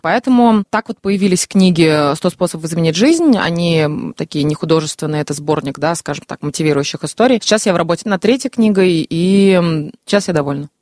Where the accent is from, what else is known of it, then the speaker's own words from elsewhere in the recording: Ufa, Bashkortostan, Russia; also born or lived in Moscow; решила вернуться домой, в Уфу, где меня ждала мама